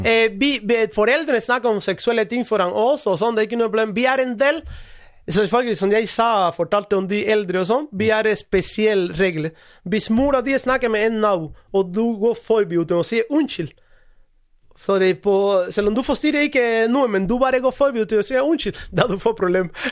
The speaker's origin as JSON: {"language": "Norwegian", "country": "Cuba", "second_language": "Norwegian", "moved": "as an adult", "lives_now": "Norway", "said": "jeg kommer fra Cuba"}